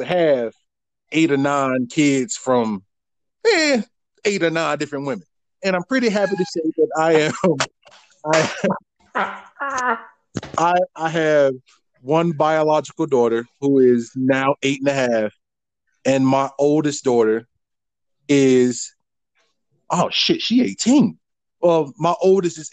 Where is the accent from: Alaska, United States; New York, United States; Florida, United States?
Florida, United States; Jacksonville; now in Billings, United States; I'm from North Florida, West Jacks, Duval County, Lackawanna, born and raised